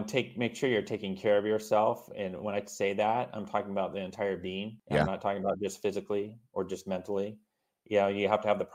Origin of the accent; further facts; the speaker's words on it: Southern California, United States; So I was born and raised in Southern California. I reside in Orange County, Southern California here. And I lived actually here all my life